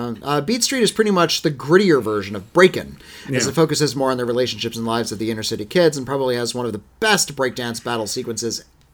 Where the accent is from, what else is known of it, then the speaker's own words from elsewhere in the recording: Miami, Florida, United States; I'm from Miami. And my parents are Cuban. Of my family members came on rafts and boats